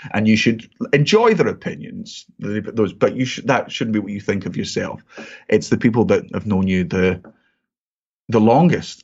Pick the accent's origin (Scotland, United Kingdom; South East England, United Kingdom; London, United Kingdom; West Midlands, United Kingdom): Scotland, United Kingdom; I'm Scottish